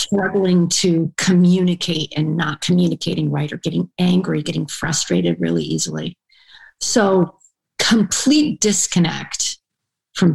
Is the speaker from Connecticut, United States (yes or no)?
yes; Vernon, Connecticut, United States; moved away as an adult; also born or lived in Iran; growing up in Vernon, Connecticut